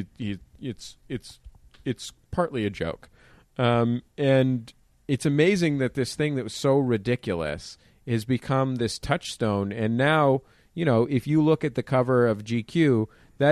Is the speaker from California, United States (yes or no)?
yes; San Francisco, California, United States; I'm from San Francisco